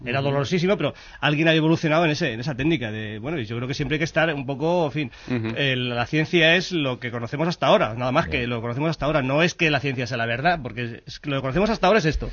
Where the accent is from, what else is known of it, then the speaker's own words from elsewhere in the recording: Madrid, Community of Madrid, Spain; soy de Carabanchel